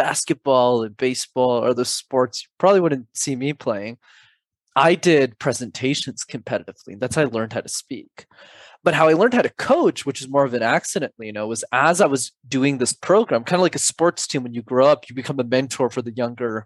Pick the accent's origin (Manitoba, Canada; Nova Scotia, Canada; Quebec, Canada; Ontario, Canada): Quebec, Canada; Montreal; My parents immigrated from Sri Lanka in the early 90s to Canada, and I was born in Montreal